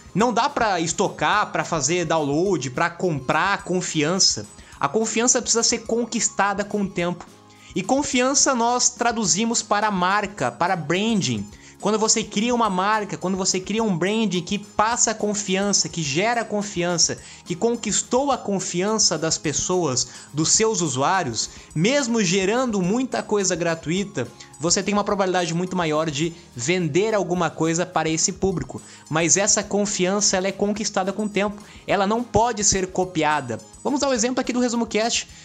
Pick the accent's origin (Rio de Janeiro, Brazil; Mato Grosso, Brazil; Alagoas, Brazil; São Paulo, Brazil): São Paulo, Brazil; sou de São Paulo